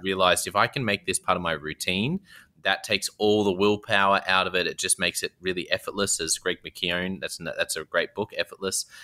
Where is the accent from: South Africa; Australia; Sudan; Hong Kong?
Australia; being an Aussie